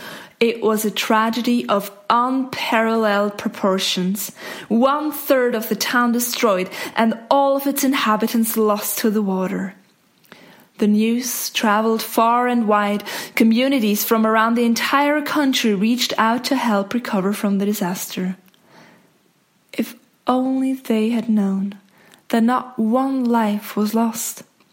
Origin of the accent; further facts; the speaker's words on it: Zug, Switzerland; I grew up in Zug